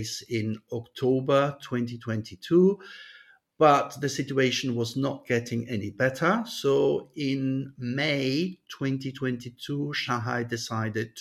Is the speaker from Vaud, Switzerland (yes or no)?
yes; Montreux, Vaud, Switzerland; in Switzerland, and why not in my hometown, Montreux